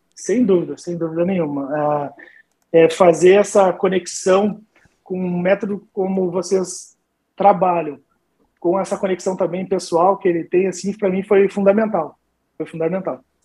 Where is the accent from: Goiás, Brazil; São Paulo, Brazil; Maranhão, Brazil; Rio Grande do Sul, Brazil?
Rio Grande do Sul, Brazil; Rio Grande; moved away; eu sou do Rio Grande do Sul, né, interior do Rio Grande do Sul, da cidade de Rio Grande